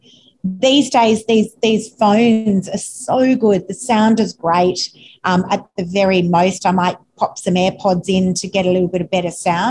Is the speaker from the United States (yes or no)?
no; Sydney, New South Wales, Australia; I'm actually not from the Northern Beaches. I'm an eastern suburbs girl